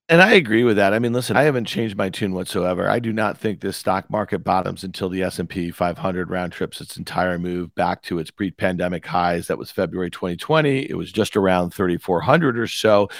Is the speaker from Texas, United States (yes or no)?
no; Syracuse, New York, United States; also born or lived in New Jersey; in nineteen eighty-three, we moved from New Jersey to Syracuse.